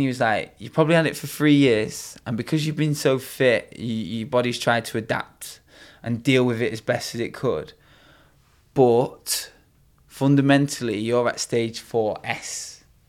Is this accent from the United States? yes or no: no; Bath, South West England, United Kingdom; moved away; also born or lived in Manchester; originally, I was born down in Bath